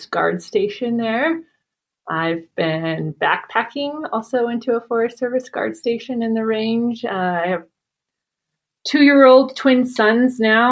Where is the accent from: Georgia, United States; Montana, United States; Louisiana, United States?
Montana, United States; Billings; I grew up just east of Billings, and my dad worked at an oil refinery for most of his adult life